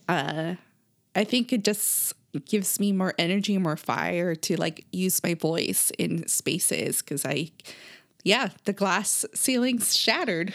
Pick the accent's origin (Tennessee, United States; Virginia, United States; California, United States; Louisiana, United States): California, United States; we grew up in California